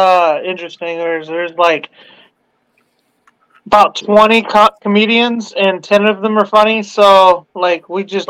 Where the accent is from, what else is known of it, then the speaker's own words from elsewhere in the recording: Houston, Texas, United States; I'm from Texas. I'm from Houston.